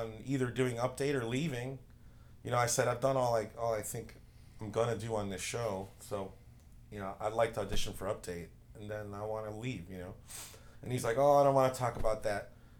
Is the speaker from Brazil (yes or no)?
no; Chicago, Illinois, United States; I grew up in the west side of Chicago